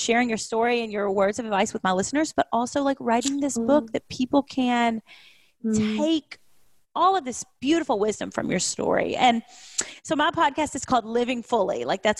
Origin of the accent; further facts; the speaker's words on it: Kentucky, United States; now in Nashville, United States; I'm recording from Nashville today because that's where I live now. But I'm from Kentucky.